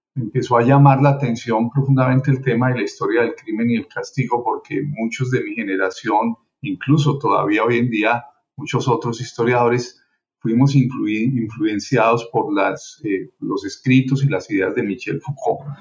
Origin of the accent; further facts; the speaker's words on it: Colombia; moved away as an adult; now in Miami, United States; yo soy eh, colombiano, vine a Estados Unidos a hacer estudios de posgrado